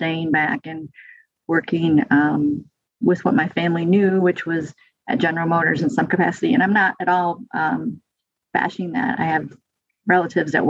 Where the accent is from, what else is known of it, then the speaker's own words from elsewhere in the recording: Flint, Michigan, United States; moved away as an adult; also born or lived in East Lansing, Michigan; now in Brazos Valley, Texas, United States; I'm 52, so I grew up born in the 70s, grew up there in the 70s.